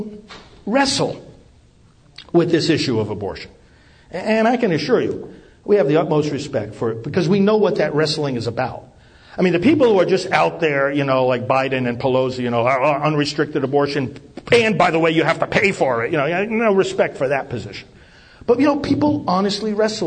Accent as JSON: {"language": "English", "region": "New York", "country": "United States", "moved": "as an adult", "lives_now": "Titusville, United States", "said": "I'm originally from New York"}